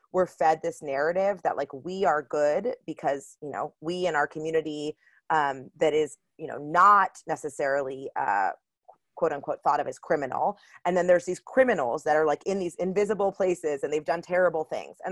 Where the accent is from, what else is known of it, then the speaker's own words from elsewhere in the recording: Miami, Florida, United States; I grew up in Miami, Florida